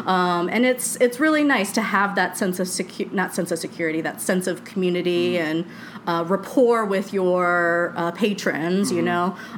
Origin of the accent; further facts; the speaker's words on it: Florida, United States; also born or lived in Charleston; You know, growing up in Florida is very suburban sprawl like stuff, right? So I didn't really have like a sense of community. And living in Charleston, it was also really sprawled out.